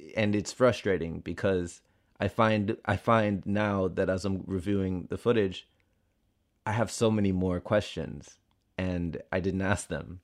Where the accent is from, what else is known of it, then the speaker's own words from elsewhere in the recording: Miami, Florida, United States; moved away; I'm from Miami and I know what it's like